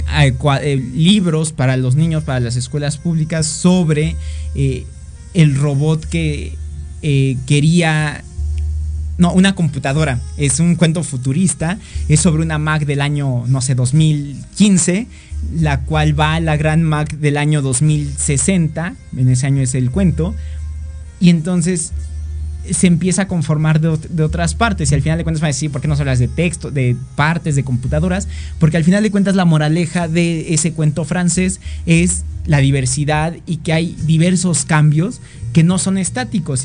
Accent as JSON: {"language": "Spanish", "country": "Mexico"}